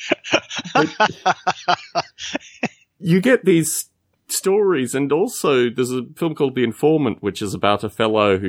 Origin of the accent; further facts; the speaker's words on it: Australia; growing up in Australia